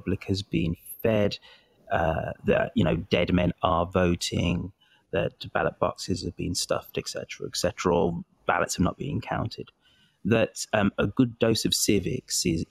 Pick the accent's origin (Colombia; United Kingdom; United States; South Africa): United Kingdom; England; I'm British, I'm English